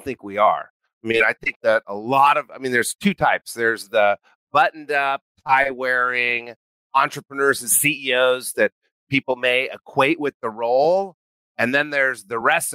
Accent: New Mexico, United States; I grew up in New Mexico

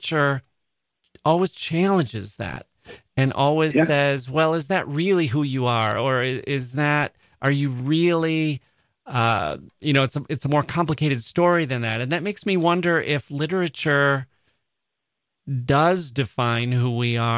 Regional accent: United States

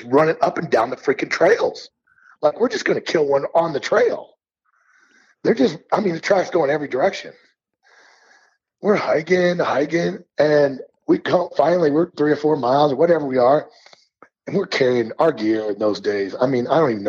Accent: Missouri, United States; now in Montana, United States; I grew up in Missouri

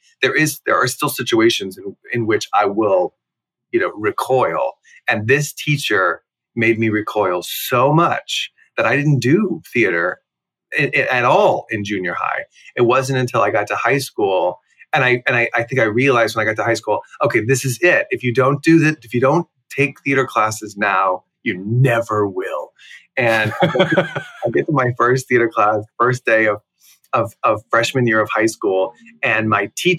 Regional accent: Plano, Texas, United States; also born or lived in Houston, Texas; I was in Houston until I was about six, and then we moved to Dallas. Really, we moved from the Meadows, which is the suburb of Houston, to Plano, which is the suburb of Dallas. Plano being where I spent most of my childhood

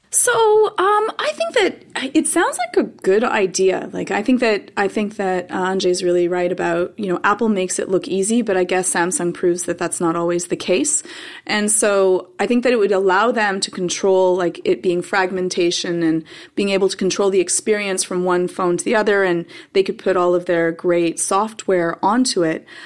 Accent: Canada; I'm Canadian

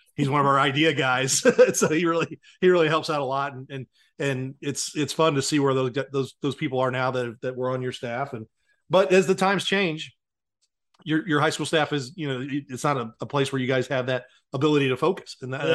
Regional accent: Blue Springs, Missouri, United States; I'm just lucky I'm from Blue Springs.

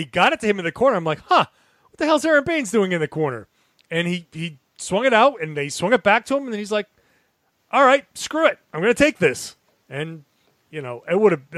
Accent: Pawtucket, Rhode Island, United States; growing up in Rhode Island, in Pawtucket, Rhode Island

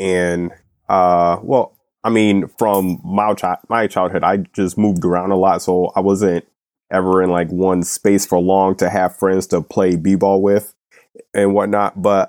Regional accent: United States; I was born and raised in America and not Wakanda.

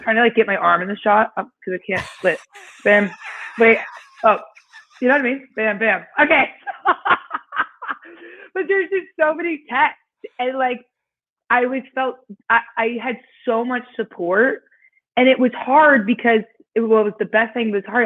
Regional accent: Indiana, United States; moved away; I was born and raised in Indiana

